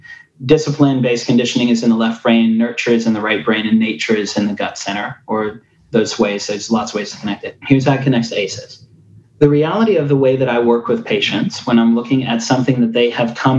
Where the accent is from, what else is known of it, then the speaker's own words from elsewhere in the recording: Tennessee, United States; accent: Afrikaans; I was a white kid with an Afrikaans accent who didn't look like the kids that I grew up with in Northeast Tennessee towns.